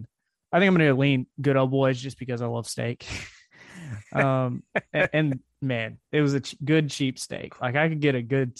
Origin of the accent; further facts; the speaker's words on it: Mobile, Alabama, United States; I grew up in Mobile, Alabama